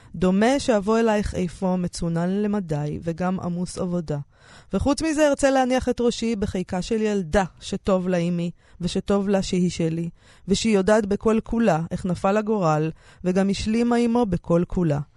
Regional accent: Romania; now in Israel; אנחנו אצלנו ברומניה עושים חצילים עם שום

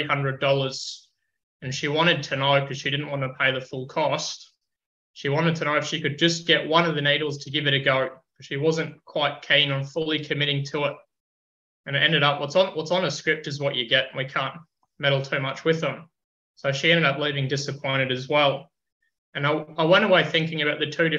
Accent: Queensland, Australia; welcomed as a Queenslander

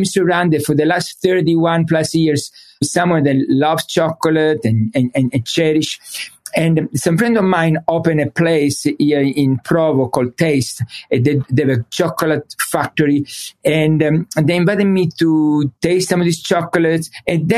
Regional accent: Messina, Sicily, Italy; English is a second language; moved away; I was born in Sicily, in Messina

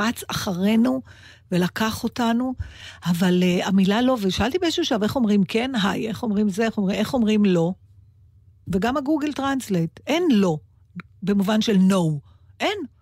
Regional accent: Israel; אני מישראל

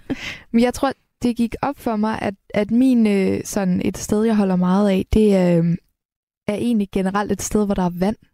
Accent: Helsingør, Capital Region of Denmark, Denmark; now in Copenhagen, Denmark; min hjemby Helsingør og København

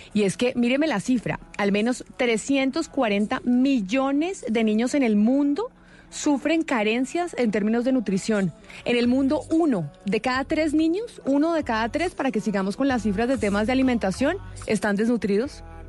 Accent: Colombia; nuestro país, en Colombia

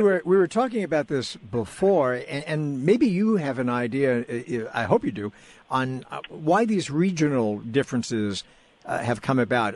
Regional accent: New York, United States; as a New Yorker

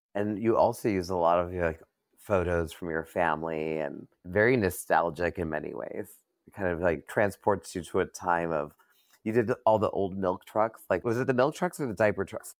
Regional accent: New York, United States; now in Los Angeles, United States; I'm from New York. I moved here.

